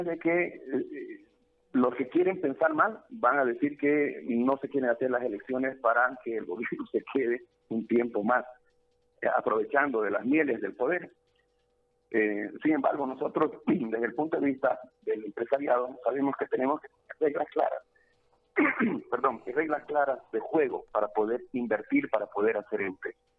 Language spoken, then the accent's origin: Spanish; Bolivia; como bolivianos